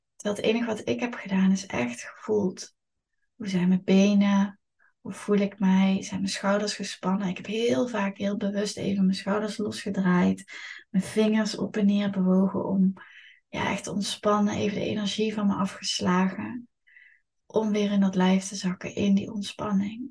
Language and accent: Dutch; Eindhoven, North Brabant, Netherlands; Het is natuurlijk mijn geboortestad, ik ben hier opgegroeid.